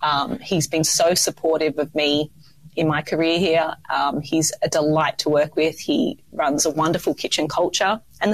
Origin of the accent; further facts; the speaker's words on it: Sydney, New South Wales, Australia; Oh, I didn't know there were such good restaurants in Sydney, like for my hometown. And then I just got that call to home, as we do, back to our beaches and back to the warm environment of Australia.